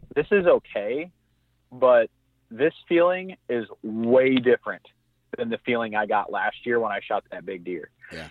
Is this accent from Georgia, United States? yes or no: no; Southwest Michigan, United States; I grew up in Southwest Michigan